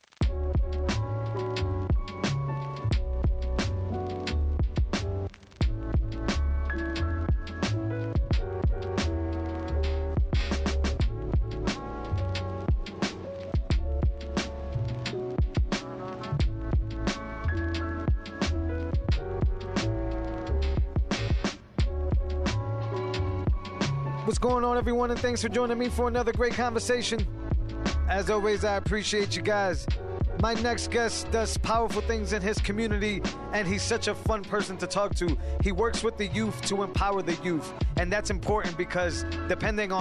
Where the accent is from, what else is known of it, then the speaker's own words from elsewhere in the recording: Worcester, Massachusetts, United States; I'm from the Valley